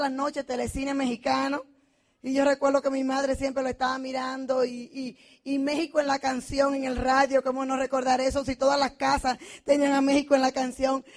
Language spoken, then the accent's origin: Spanish; Dominican Republic; moved away as an adult; now in United States; Soy dominicana, vengo de la tierra del merengue